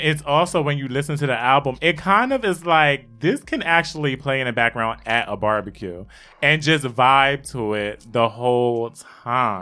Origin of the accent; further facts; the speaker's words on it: Wilmington, Delaware, United States; I live, I'm from Wilmington, Delaware, so I was close to Philly